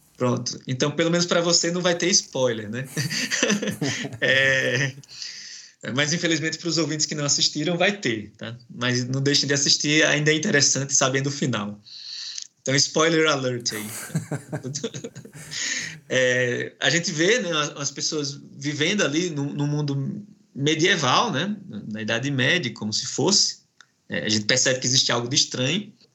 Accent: Northeast Region, Brazil; moved away as an adult; also born or lived in Alagoas / São Paulo; eu estou aqui vindo do Nordeste é, e o meu sotaque é diferente do seu

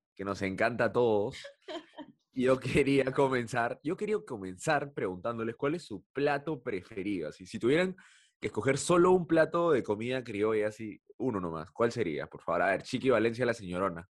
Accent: Peru; nuestra vida como peruanos

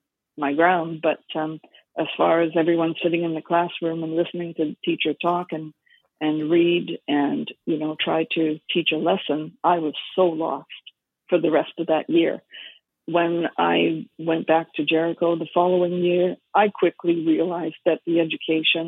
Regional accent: Surrey, British Columbia, Canada; also born or lived in Montreal / Vancouver; We lived in Surrey at the time

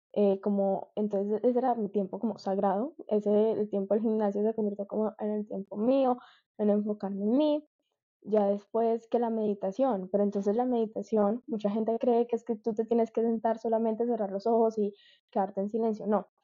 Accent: Medellín, Antioquia, Colombia; moved away as an adult; now in Miami, United States; Nací, crecí toda mi vida en Medellín, pero hace un año que me vine para Miami

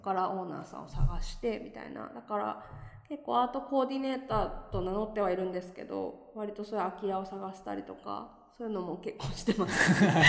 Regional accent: Tokyo, Japan; moved away as an adult; now in Nagoya, Japan; 東京の下町出身です。

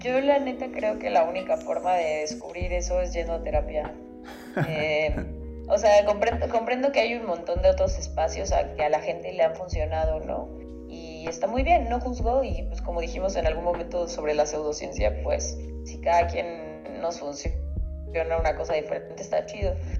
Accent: Mexico; nosotros como mexicanos

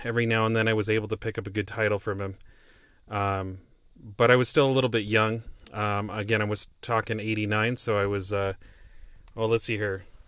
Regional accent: Olympia, Washington, United States; the west side of Olympia, my hometown

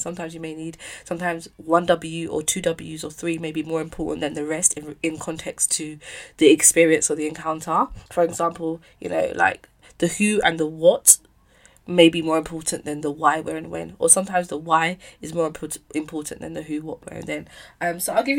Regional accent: London, United Kingdom; I moved to another school in Bermondsey, which was closer to my house. And then we moved from Bermondsey to Peckham Rye

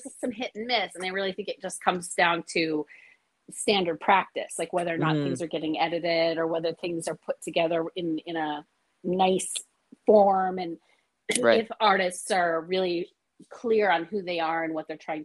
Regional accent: Hawaii, United States; I live in Hawaii and I'm from Hawaii.

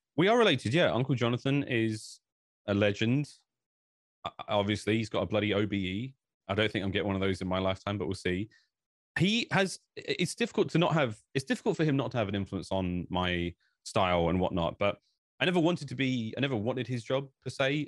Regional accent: United Kingdom; I think I'm from Britain

